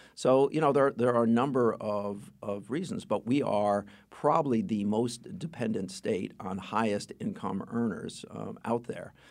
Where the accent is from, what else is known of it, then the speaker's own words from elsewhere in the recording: Stamford, Connecticut, United States; I grew up in Stanford